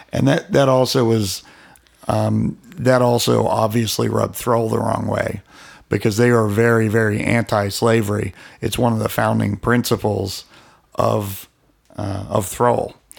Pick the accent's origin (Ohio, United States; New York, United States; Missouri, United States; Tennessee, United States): Ohio, United States; Alliance; my hometown. It's not all that famous. Alliance, Ohio